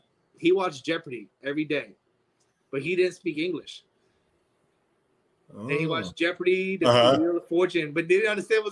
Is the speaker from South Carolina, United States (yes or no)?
yes; South Carolina, United States; No, man. I grew up in South Carolina when I was a kid. So the story with my grandfather, it's in South Carolina. He had a ranch.